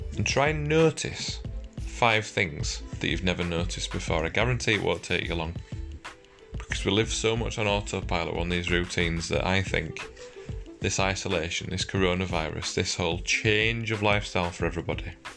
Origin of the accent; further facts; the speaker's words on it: United Kingdom; we're British